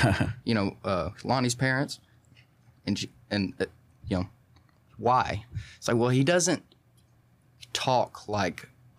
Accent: Port Neches, Texas, United States; we had moved around a lot before then. I was from Port Neches originally.

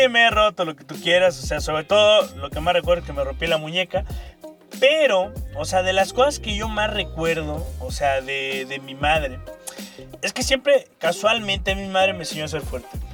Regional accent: Veracruz, Mexico; vengo de Veracruz

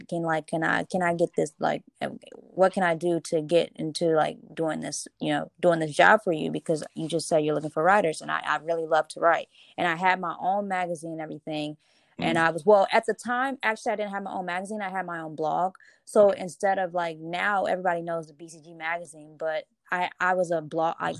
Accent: Charlotte, North Carolina, United States; moved away as an adult; also born or lived in New York; I'm originally from Charlotte, North Carolina, but we met in college.

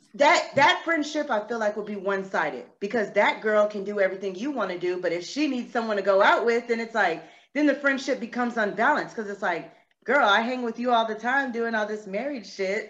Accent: San Antonio, Texas, United States; born or raised there; moved away as an adult; also born or lived in Corpus Christi, Texas; now in Charlotte, United States

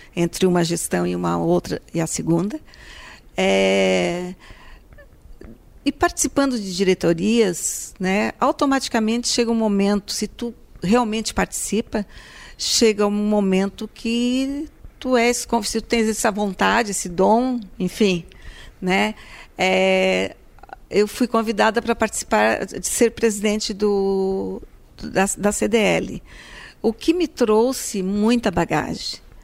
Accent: Braço do Norte, Santa Catarina, Brazil; sou natural de Braço do Norte

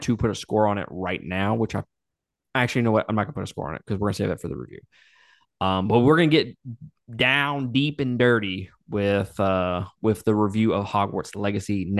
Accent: Mississippi, United States; from Mississippi

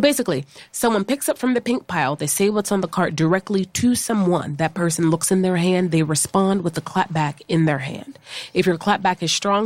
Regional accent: Pittsburgh, Pennsylvania, United States; now in New York, United States; I'm originally from Pittsburgh, Pennsylvania, living here in New York

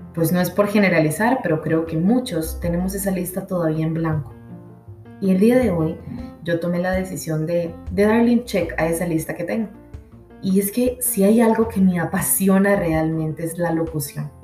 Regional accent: Costa Rica; soy de Costa Rica

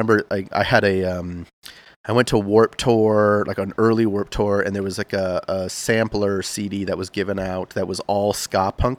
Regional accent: rural Massachusetts, United States; I grew up in Massachusetts, okay. Like rural Massachusetts.

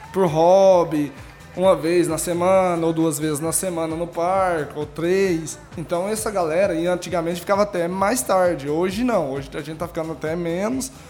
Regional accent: Itumbiara, Goiás, Brazil; also born or lived in Cachoeira Dourada; now in Anápolis, Brazil; de Itubiara, Goiás. Eu nasci em Itubiara, Goiás, morava em Cachoeira Dourada, Goiás.

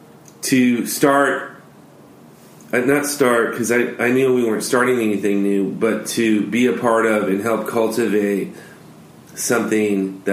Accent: Los Angeles, California, United States; born or raised there; now in Orange County, United States

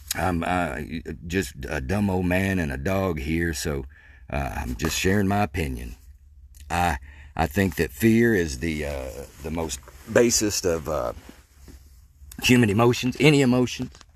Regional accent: Mandeville, Arkansas, United States; I grew up in Mandeville, Arkansas

